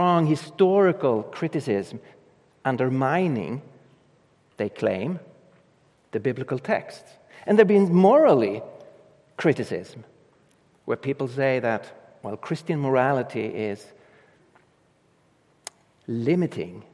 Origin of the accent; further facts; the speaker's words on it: Sweden; English is a second language; I come from Europe and Sweden, up in the north of Europe.